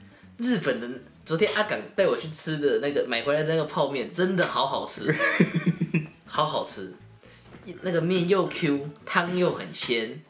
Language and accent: Chinese; central Taiwan, Taiwan; 我我是中部人，这跟我没关系。我住台中